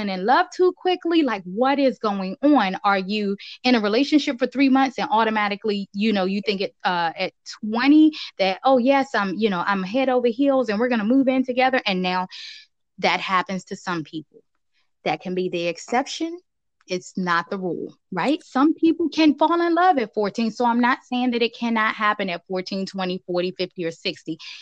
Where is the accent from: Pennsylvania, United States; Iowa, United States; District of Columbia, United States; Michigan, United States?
District of Columbia, United States; Washington; also born or lived in Virginia; me growing up in Southeast DC